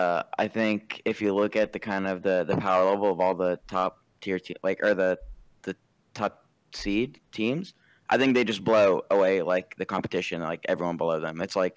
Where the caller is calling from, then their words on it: Jacksonville, Florida, United States; Jacksonville, Florida.